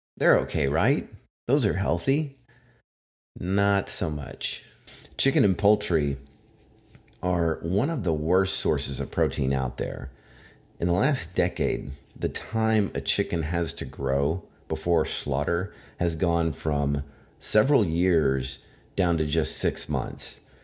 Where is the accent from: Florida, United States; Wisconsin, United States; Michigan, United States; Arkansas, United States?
Arkansas, United States; I am from Arkansas, where as a kid, I hunted I went fishing, um, in high school. I worked at a grocery store